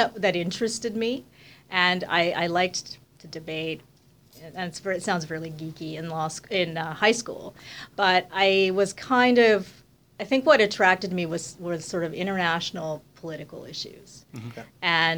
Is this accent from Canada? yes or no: yes; Montreal, Quebec, Canada; moved away as an adult; also born or lived in Ottawa; I grew up in Montreal